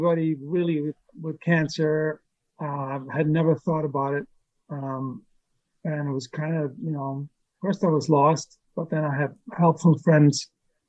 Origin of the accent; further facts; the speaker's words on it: Germany; moved away as an adult; From Germany.